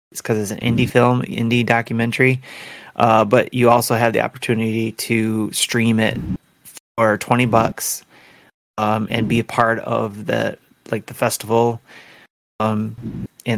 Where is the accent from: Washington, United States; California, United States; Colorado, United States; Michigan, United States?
Michigan, United States; Detroit; I live in Detroit. I'm from Detroit